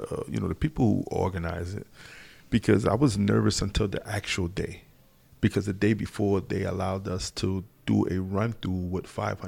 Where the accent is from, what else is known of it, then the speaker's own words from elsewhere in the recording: North Charleston, South Carolina, United States; North Charleston, South Carolina. Acabee is the subdivision.